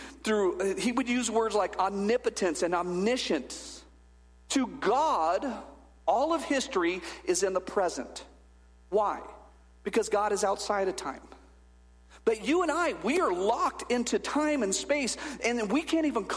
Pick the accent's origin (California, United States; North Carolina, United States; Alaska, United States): California, United States; Bakersfield; I was born in Bakersfield, California in 1974